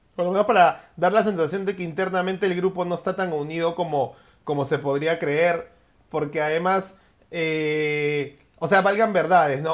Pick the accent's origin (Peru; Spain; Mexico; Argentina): Peru; como peruanos